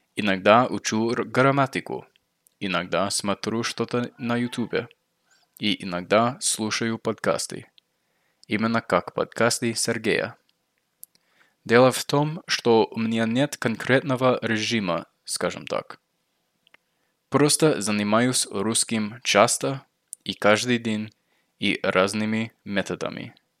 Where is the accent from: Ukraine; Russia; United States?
United States; accent: American; Russian is a second language; мой акцент американский, и поэтому вот я американец